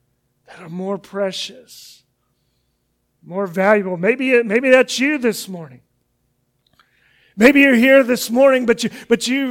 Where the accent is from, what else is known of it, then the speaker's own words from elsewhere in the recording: Kansas City, United States; I'm from Kansas City